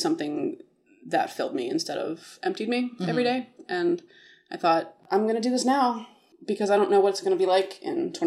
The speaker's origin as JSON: {"language": "English", "region": "Maryland", "country": "United States", "tie": "born or raised there", "moved": "yes", "said": "I grew up in Maryland, close to D.C."}